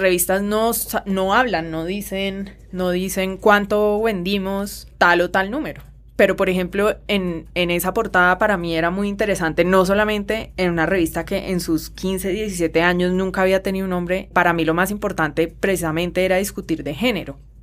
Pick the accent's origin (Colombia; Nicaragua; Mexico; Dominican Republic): Colombia; mirarnos a nosotros mismos como colombianos